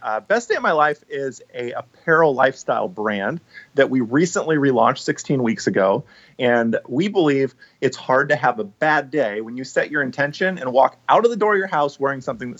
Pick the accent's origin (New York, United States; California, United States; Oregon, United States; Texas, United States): Oregon, United States; Portland; born or raised there; also born or lived in Bellevue, Washington; now in Vancouver, Washington, United States